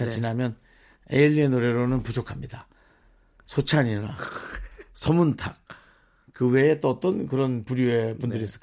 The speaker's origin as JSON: {"language": "Korean", "country": "South Korea", "said": "저 남한 사람입니다."}